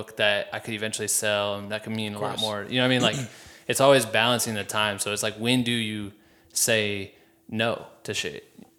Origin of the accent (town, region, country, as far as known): Iowa, United States